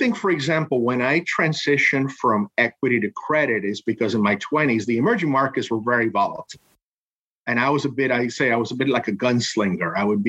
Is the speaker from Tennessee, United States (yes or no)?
no; Queens, New York, United States; born there; Well, personally, I come from a fairly modest background. I was born in Queens, New York, to Puerto Rican parents, working class parents.